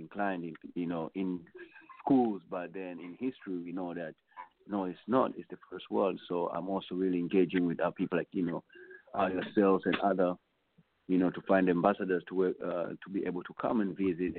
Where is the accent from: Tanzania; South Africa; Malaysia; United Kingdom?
Tanzania; Not like I'm just from Tanzania in L.A. or in Chicago or in Atlanta.